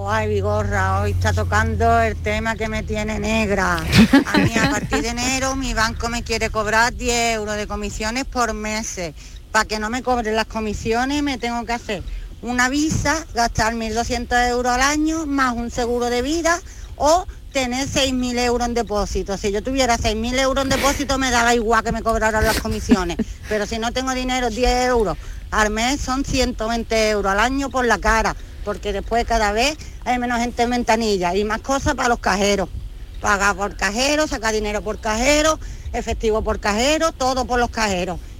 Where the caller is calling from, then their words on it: Huelva, Andalusia, Spain; Hola, buenos días, Jesús. … de Huelva.